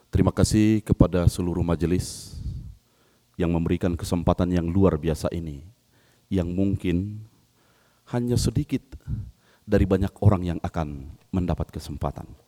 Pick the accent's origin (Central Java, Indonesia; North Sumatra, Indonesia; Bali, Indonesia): North Sumatra, Indonesia; Padangsidimpuan; dari Sumatera Utara, Kota Padang Sidimpuan. Uh, saya adalah suku Angkola